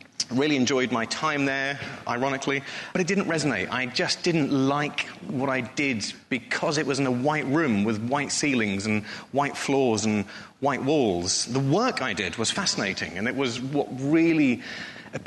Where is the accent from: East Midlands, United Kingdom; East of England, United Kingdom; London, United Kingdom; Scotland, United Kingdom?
East of England, United Kingdom; Norfolk; moved away as an adult; now in Bristol, United Kingdom; I grew up in Norfolk, very, very proud to be a Norfolk boy